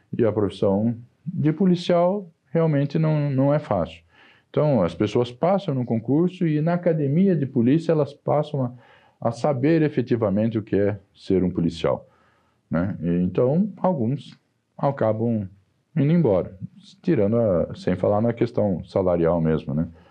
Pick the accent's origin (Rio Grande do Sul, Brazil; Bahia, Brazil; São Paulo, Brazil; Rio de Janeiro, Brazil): São Paulo, Brazil; Sorocaba; accent: caipira; moved away as an adult; now in São Paulo, Brazil; eu sou caipira de Sorocaba